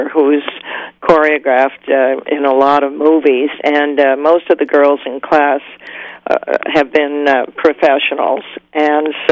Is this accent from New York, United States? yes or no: yes; New York City, New York, United States; I was born in Brooklyn, Prospect Park, West. My grandfather had this wonderful brownstone house